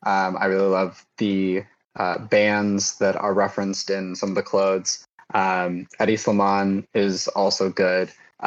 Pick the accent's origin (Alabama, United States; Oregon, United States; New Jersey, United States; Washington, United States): Oregon, United States; Eugene; now in New York, United States; I grew up in Eugene, Oregon